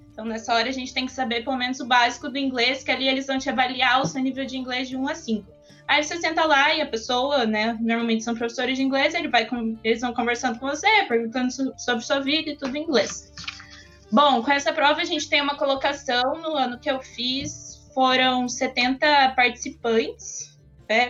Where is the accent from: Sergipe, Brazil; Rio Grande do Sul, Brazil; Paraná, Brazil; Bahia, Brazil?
Paraná, Brazil; Foz do Iguaçu; eu tenho 19 anos, eu sou de Foz do Iguaçu